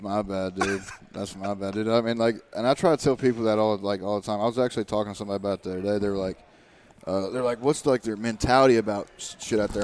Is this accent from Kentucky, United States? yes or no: yes; Eastern Kentucky, United States; my hometown and everything like that and uh, I was like literally you go back to Eastern Kentucky